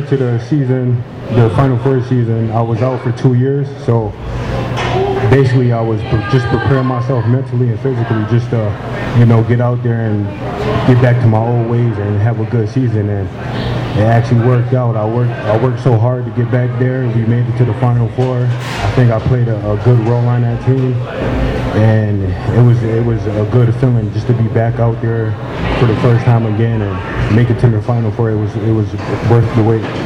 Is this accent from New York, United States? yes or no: yes; Syracuse, New York, United States; I'm from Syracuse